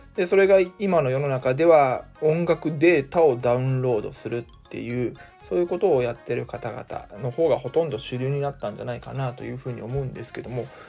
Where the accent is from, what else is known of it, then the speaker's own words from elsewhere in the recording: Mie, Japan; 私に関してはですね地元三重県で